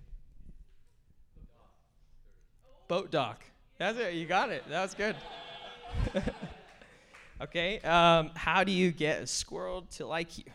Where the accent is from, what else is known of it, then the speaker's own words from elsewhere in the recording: Bellingham, Washington, United States; I was born and raised in Bellingham, Washington